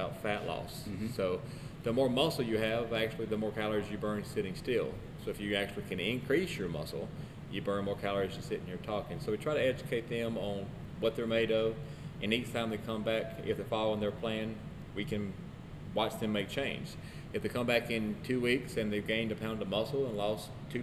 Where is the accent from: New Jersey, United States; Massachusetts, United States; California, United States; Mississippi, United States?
Mississippi, United States; Philadelphia; I'm from Philadelphia, Mississippi. I graduated from Neshoba Central in 2001